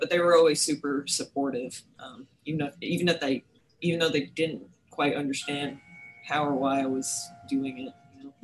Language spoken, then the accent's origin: English; New York City, New York, United States; moved away as an adult; also born or lived in Westchester County, New York / San Diego, California; now in Starkville, United States; I'm originally from New York City